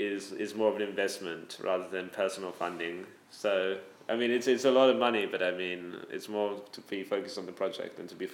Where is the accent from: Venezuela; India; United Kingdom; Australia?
Australia; Sydney, New South Wales; I grew up in Sydney, Australia. I went to Moriah College